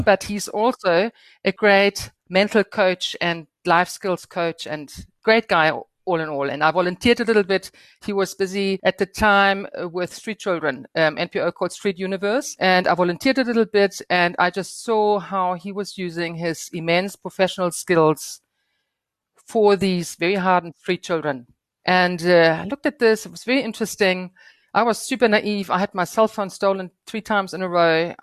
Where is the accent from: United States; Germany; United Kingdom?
Germany; Northern Germany; moved away as an adult; now in South Africa; finishing my legal education in Germany, where I was born and raised. And my first thirty years took place in Germany, in the very northern part